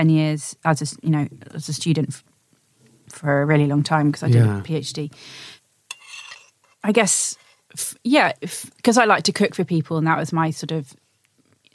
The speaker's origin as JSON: {"language": "English", "area": "Suffolk", "region": "East of England", "country": "United Kingdom", "tie": "born or raised there", "moved": "yes", "lives_now": "London, United Kingdom", "said": "I grew up in a rural area"}